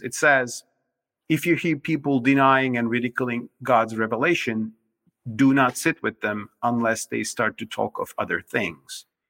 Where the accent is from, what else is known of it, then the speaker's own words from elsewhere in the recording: Turkey; moved away; My home country, Turkey